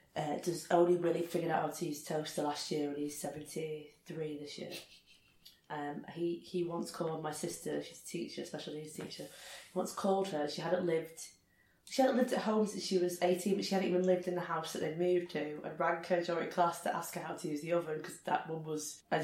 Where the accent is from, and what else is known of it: Rochdale, North West England, United Kingdom; born or raised there